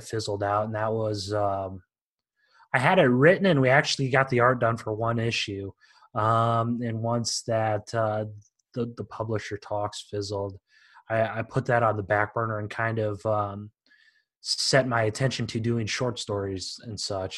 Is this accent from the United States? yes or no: yes; Iowa, United States; moved away; Born and raised in Iowa, moved around a couple of years